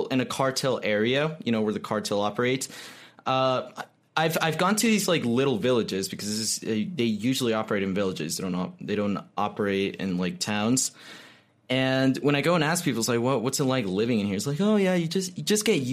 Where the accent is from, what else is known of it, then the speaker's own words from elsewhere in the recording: Mexico; I'm from Mexico